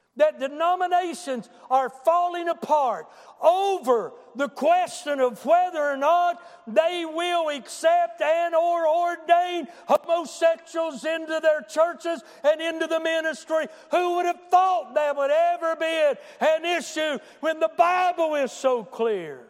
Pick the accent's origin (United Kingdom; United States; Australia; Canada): United States; I'm from Boone County